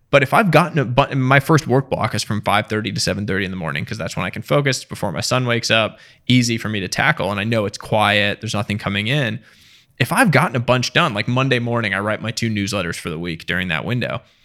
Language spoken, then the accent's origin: English; small town outside Boston, Massachusetts, United States; also born or lived in India; now in Westchester, United States; middle class, uh, small town outside Boston